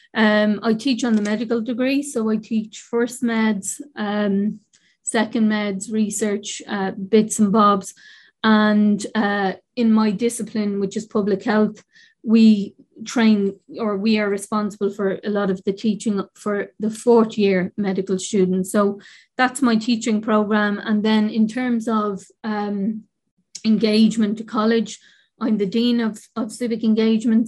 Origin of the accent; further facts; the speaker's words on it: Dublin, Leinster, Ireland; I grew up in the North Inner City. I'm from the North Inner City and incredibly proud